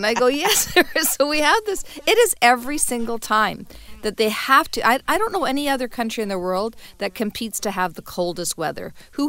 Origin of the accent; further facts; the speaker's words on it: Calgary, Alberta, Canada; every time I speak to somebody in Toronto, and I say I'm from Calgary, the first thing they say is, oh, it is so cold there.